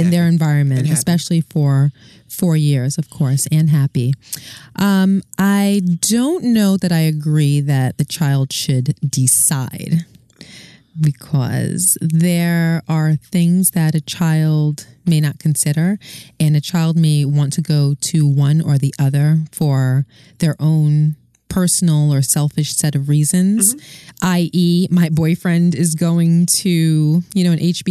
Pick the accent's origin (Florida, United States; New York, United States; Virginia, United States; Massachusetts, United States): New York, United States; New York City; now in New Jersey, United States; I'm from Brooklyn